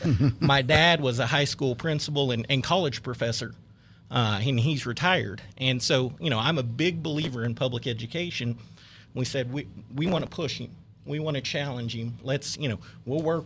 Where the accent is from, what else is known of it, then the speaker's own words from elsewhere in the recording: Newkirk, Oklahoma, United States; I'm from Oklahoma originally. I actually grew up in a small farming town in north central Oklahoma, Newkirk, by Ponca City.